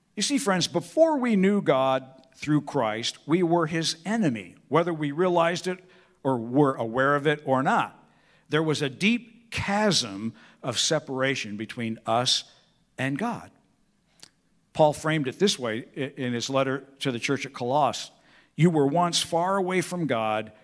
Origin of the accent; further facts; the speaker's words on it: Peoria, Illinois, United States; growing up on Evergreen Circle in Peoria, Illinois